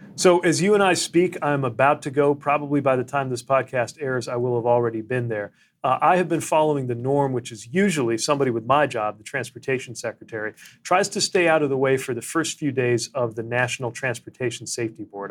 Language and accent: English; United States; I was the mayor of my hometown